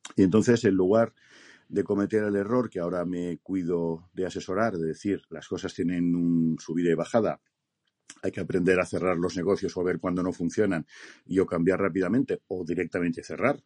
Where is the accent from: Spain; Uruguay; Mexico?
Spain; Me considero español de pura cepa